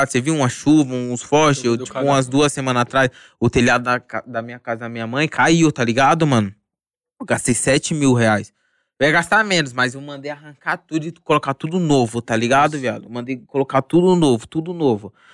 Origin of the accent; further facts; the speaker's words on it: Osasco, São Paulo, Brazil; Tipo assim, eu falo que eu me mudei pro condomínio, tá ligado, mano? {S0} Mas {S2} Osasco sempre tá no meu coração, mano.